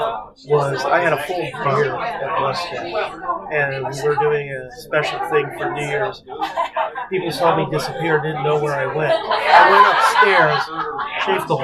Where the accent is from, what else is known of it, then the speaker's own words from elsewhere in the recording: Detroit, Michigan, United States; I grew up in Detroit